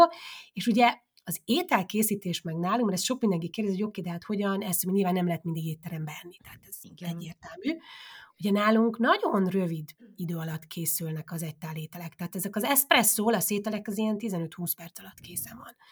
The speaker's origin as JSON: {"language": "Hungarian", "town": "Kiskunfélegyháza", "region": "Bács-Kiskun", "country": "Hungary", "tie": "born or raised there", "moved": "as an adult", "lives_now": "Udine, Italy", "said": "én Kiskunfélegyházán nőttem fel"}